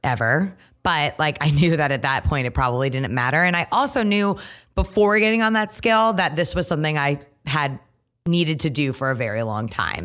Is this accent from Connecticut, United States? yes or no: yes; Trumbull, Connecticut, United States; moved away as an adult; now in New York, United States; Grew up in Connecticut, uh, born and raised in Trumbull, went to Yukon, so Connecticut through and through